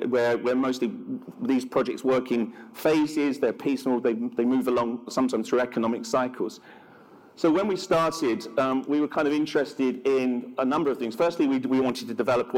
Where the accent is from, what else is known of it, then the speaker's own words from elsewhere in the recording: London, United Kingdom; I'm a Londoner.